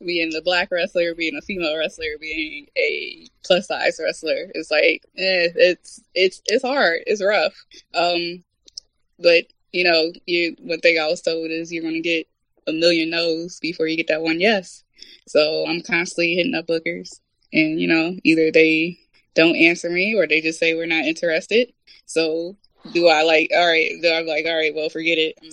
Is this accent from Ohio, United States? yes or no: yes; Toledo, Ohio, United States; now in New Jersey, United States; I'm originally from Toledo, Ohio. Now resides in Jersey, but I'm from Toledo, Ohio